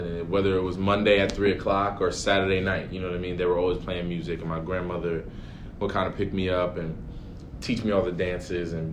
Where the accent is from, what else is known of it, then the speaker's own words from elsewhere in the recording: Paterson, New Jersey, United States; I grew up in Paterson, New Jersey, which is roughly 20 minutes or so from MetLife